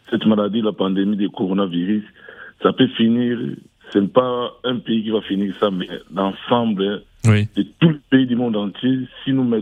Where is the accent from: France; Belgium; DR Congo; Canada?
DR Congo; Kinshasa; moved away; chez nous au Congo, Kinshasa